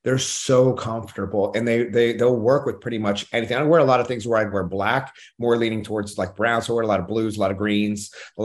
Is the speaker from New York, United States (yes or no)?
no; Oklahoma, United States; I'm from Oklahoma